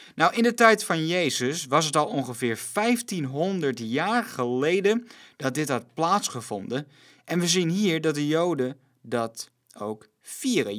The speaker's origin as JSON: {"language": "Dutch", "country": "Netherlands", "said": "als Nederlanders"}